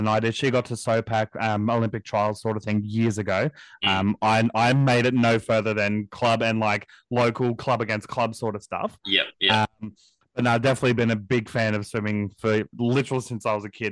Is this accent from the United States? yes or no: no; Queensland, Australia; As a Queenslander myself